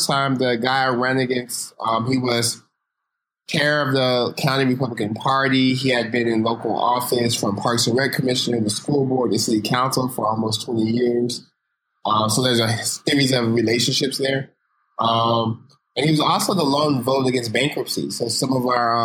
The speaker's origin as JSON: {"language": "English", "town": "Stockton", "region": "California", "country": "United States", "tie": "born or raised there", "said": "growing up in Stockton, how that informs my worldview"}